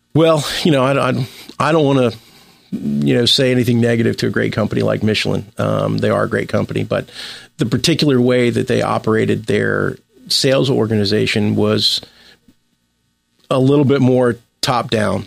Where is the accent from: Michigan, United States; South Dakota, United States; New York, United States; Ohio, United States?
Ohio, United States; Cincinnati; I was born in Cincinnati, Ohio. I grew up there.